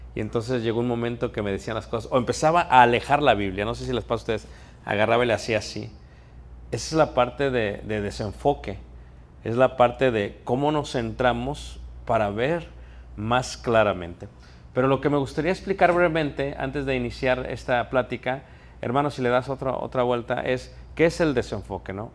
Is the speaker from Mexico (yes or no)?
yes; Mexico; moved away; Soy mexicano, sí soy naturalizado aquí